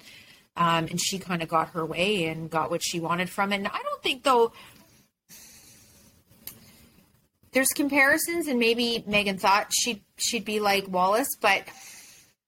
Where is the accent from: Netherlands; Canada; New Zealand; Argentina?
Canada; as a Canadian